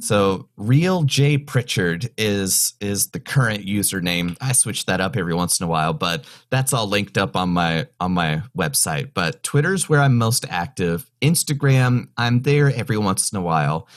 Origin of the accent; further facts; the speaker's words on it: North Carolina, United States; moved away as an adult; also born or lived in California / Kentucky / Orlando / Austin, Texas; now in Chicago, United States; I was born in California, raised in the mountains of North Carolina